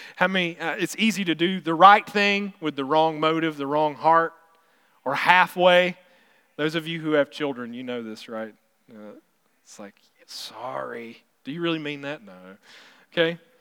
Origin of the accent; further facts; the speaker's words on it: South Carolina, United States; now in Missouri, United States; I'm from South Carolina, so I'm from the coast area, and so I always miss being able to get seafood, because that's what I remember growing up